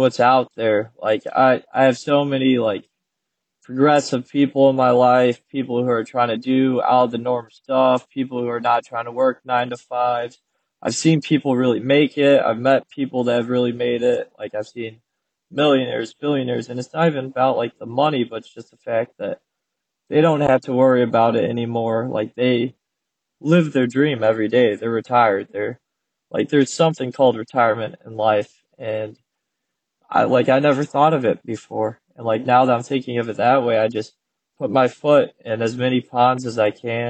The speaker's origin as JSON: {"language": "English", "town": "Grayslake", "region": "Illinois", "country": "United States", "tie": "born or raised there", "also_born_or_lived": "New Mexico", "said": "I was born in New Mexico. They got divorced. My mom brought me up to Grays Lake, which is where I lived like most of my childhood, just north of Chicago"}